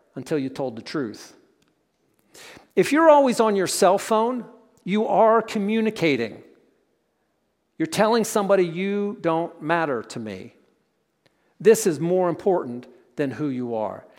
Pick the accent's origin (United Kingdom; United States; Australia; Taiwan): United States; Pennsylvania; we grew up in Pennsylvania